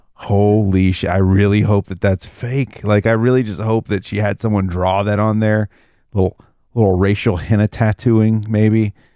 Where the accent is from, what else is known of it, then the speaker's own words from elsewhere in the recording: the South, United States; I grew up in the South